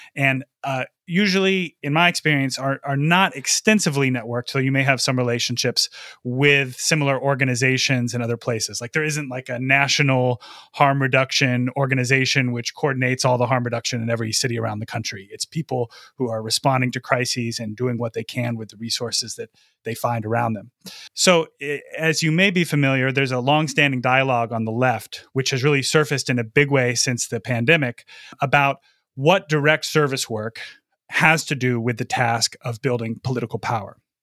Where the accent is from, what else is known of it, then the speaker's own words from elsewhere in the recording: Lansing, Michigan, United States; I'm recording from my hometown of Lansing, Michigan